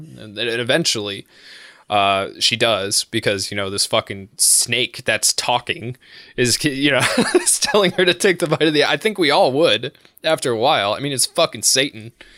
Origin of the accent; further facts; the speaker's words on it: United States; I am American.